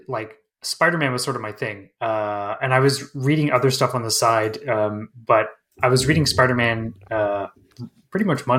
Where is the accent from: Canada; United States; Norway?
Canada; Manitoba; I grew up like when I was a kid, I grew up in Northern Manitoba, Canada, in a very small, sort of place.